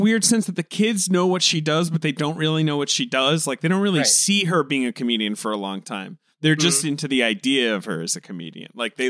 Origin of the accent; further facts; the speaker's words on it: England, United Kingdom; moved away; also born or lived in Upper West Side, New York, United States; I grew up in England. I moved to England when I was 9 years old.